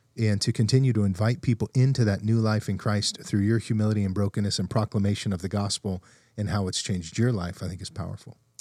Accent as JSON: {"language": "English", "town": "Fresno", "region": "California", "country": "United States", "also_born_or_lived": "Texas", "moved": "as an adult", "said": "when I moved away from Fresno"}